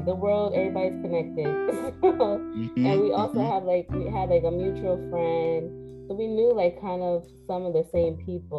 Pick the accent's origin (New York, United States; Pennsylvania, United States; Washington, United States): Pennsylvania, United States; Lancaster; moved away as an adult; now in Harrisburg, United States; So I grew up in Lancaster. I went to McCaskey. So yeah, I'm from Lancaster. I moved to Harrisburg in 2016.